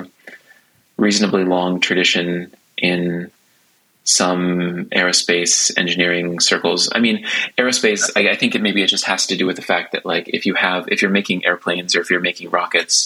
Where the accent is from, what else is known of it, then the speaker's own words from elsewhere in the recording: United States; now in Stockholm, Sweden; being an American